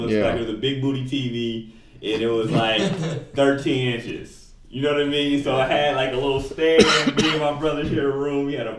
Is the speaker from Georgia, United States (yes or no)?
no; Dayton, Ohio, United States; I'm from Dayton, so I got to rep Dayton.